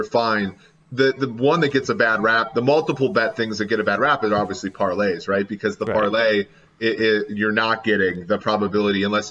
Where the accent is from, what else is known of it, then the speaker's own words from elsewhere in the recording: Cincinnati, Ohio, United States; my hometown here in Cincinnati